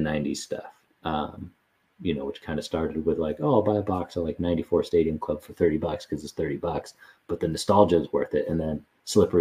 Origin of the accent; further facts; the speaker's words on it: Bay Area, California, United States; also born or lived in Denver, Colorado; I was born in Denver, but I grew up largely in the Bay Area, and we moved there when I was in middle school